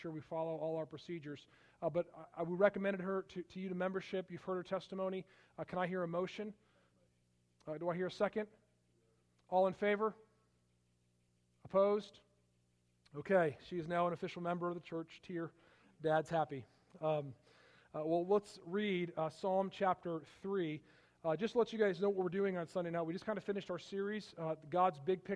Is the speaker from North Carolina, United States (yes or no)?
no; Palatine, Illinois, United States; also born or lived in Michigan / Iowa / Wisconsin; I grew up outside of Chicago